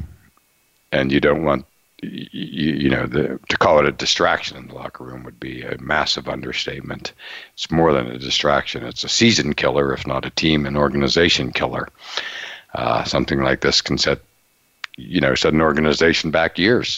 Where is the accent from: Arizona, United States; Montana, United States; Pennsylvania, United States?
Pennsylvania, United States; Western; Growing up in Western Pennsylvania, I'm a Steeler watcher